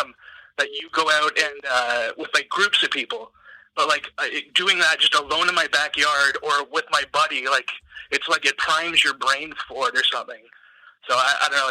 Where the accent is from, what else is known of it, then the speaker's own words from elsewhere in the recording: Ontario, Canada; I'm from Ontario